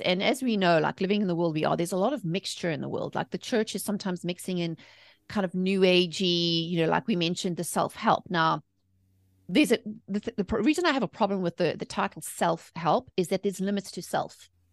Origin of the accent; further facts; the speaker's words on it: South Africa; moved away as an adult; also born or lived in England; now in United States; I was born and raised in South Africa.